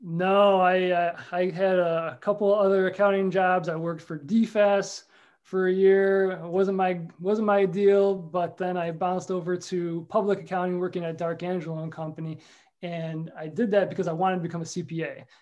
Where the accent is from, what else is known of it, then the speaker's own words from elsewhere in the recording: New York Mills, New York, United States; also born or lived in Rochester, New York; now in Whitesboro, United States; I'm a New York Mills guy, born and raised